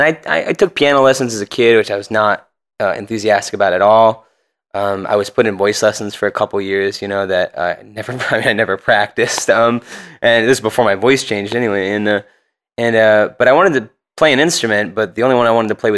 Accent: Tucson, Arizona, United States; moved away as an adult; also born or lived in Cincinnati, Ohio; now in San Francisco Bay Area, United States; I was born in Cincinnati, and I lived there till I was 10, and then me and my family relocated to Tucson, Arizona

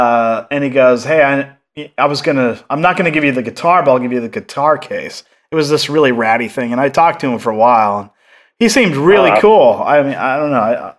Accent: Seattle, Washington, United States; moved away as an adult; I was from Seattle originally

